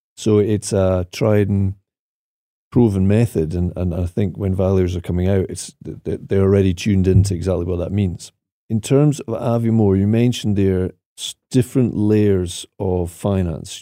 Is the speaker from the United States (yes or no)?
no; Aviemore, Scotland, United Kingdom; moved away; the project at Ave Moor, 'cause that, that one there, apart from being my hometown